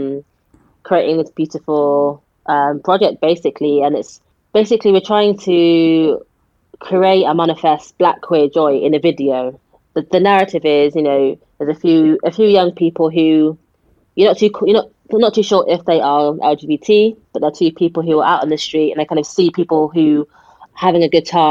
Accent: Wiltshire, South West England, United Kingdom; I'm from a rural area, I grew up in Wiltshire

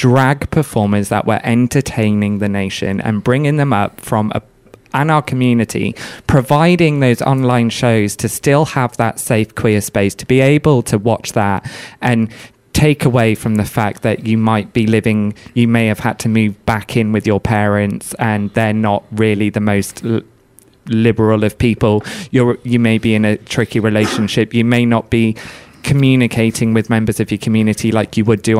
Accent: Wales, United Kingdom; moved away; I'm from Wales originally, I'm not far from ABBA. A lot of my friends at secondary school went to ABBA Uni

